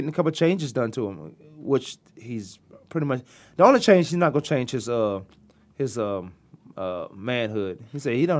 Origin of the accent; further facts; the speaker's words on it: Virginia, United States; I've been away from Virginia for so long, I still talk